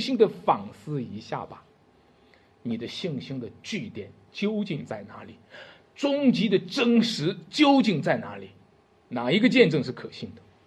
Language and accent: Chinese; China; 用我们中国人的话